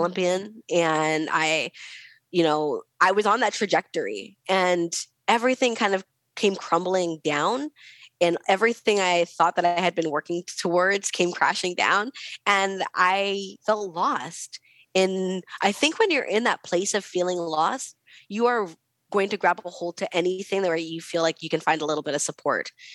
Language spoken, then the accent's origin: English; West Coast, United States; I'm from the West Coast